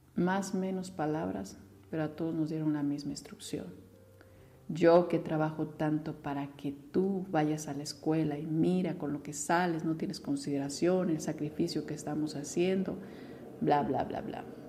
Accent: Mexico

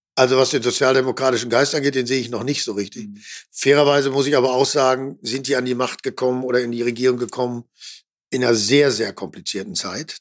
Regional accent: Ruhr area, North Rhine-Westphalia, Germany; ich komme ja noch aus dem Ruhrgebiet, ich bin, bin groß geworden in einem sozialdemokratischen äh, Kernland

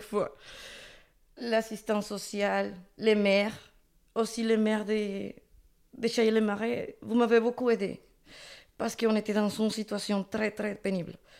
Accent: Dominican Republic; French is a second language; also born or lived in Chaillé, France; now in Île-d'Elle, France; Je suis de République dominicaine

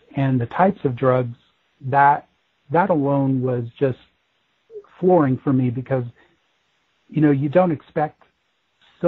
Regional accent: Denver, Colorado, United States; That is where I've grown up, and I was born and raised in Denver

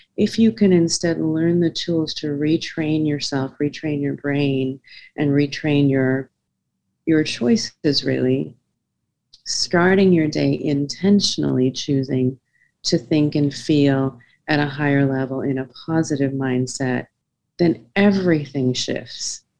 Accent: South Africa; I was born in South Africa during a, a, very turbulent time during apartheid.

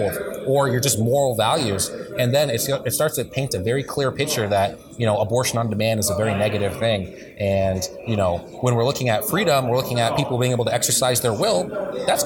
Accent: Montana, United States; moved away as an adult; now in Washington, D.C., United States; I'm a Montanan

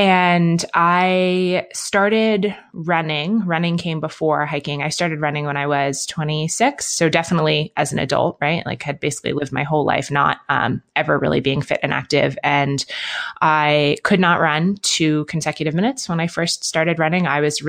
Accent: Manhattan, New York, United States; also born or lived in London; now in Bend, United States; I grew up in Manhattan and in London. So I live in Bend, Oregon now, which is smaller than those places and more outdoorsy than those places.

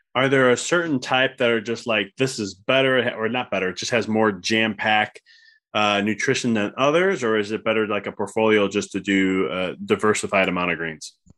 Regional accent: Midwest, United States; I come from the Midwest, so pop instead of soda

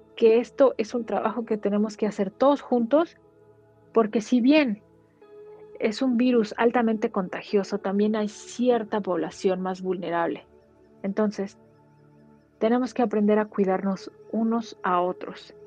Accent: Mexico City, Mexico; moved away as an adult; now in Wellington, New Zealand; soy mexicana, tengo 36 años. Soy egresada en comunicación, pero actualmente soy educadora de medio tiempo chilanga de corazón y de nacimiento, pero vivo desde hace dos años en la ciudad de Wellington, en Nueva Zelanda

